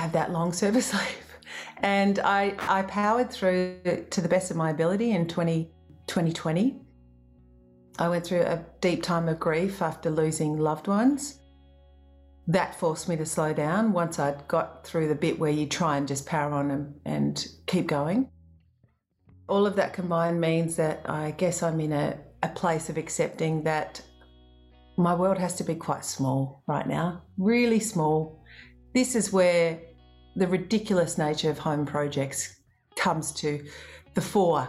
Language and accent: English; Australia; as an Australian musician